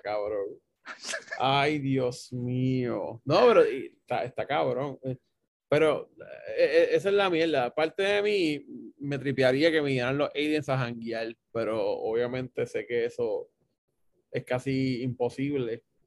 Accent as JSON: {"language": "Spanish", "country": "Puerto Rico", "said": "somos puertorriqueños"}